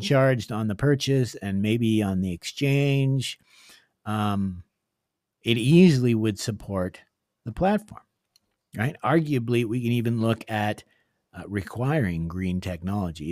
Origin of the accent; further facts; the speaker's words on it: Northern Ontario, Canada; moved away; I came from Northern Ontario, and my father was a gold miner